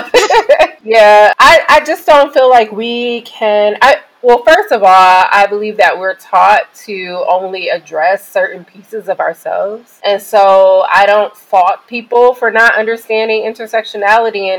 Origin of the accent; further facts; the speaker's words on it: Detroit, Michigan, United States; I am from Detroit